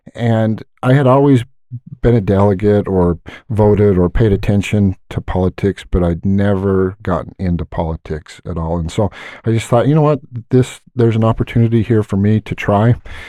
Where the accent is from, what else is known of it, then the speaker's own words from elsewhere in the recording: Hooper, Utah, United States; I love Northern Utah. Born and raised in Hooper for the most part.